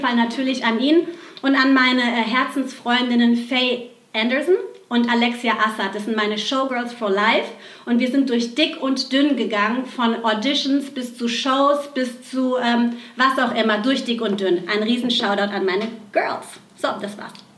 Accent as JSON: {"language": "German", "town": "Aschaffenburg", "region": "Bavaria", "country": "Germany", "tie": "born or raised there", "said": "geboren in Aschaffenburg, in so einer ganz kleinen Ortschaft in Bayern"}